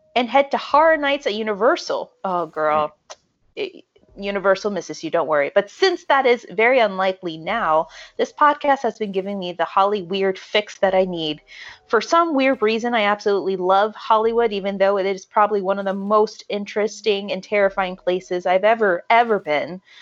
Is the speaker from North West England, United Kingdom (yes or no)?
no; Merthyr Tydfil, Wales, United Kingdom; my hometown of Merthyr Tydfil